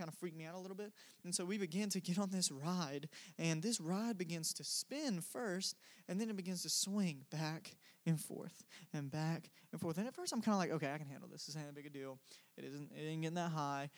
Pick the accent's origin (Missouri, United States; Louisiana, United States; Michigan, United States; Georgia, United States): Georgia, United States; Cordele; moved away; I am from Cordial, Georgia, which is a small town in the South